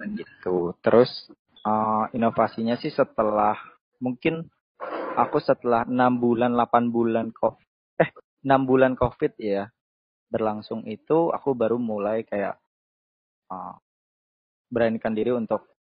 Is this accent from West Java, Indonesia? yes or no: yes; Bekasi, West Java, Indonesia; Asalku dari Bekasi